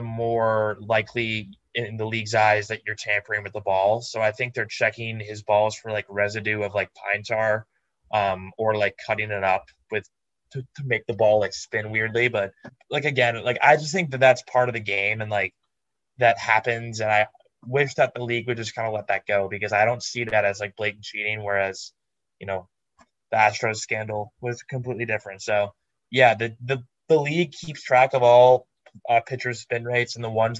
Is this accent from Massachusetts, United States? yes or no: no; Minnesota, United States; born or raised there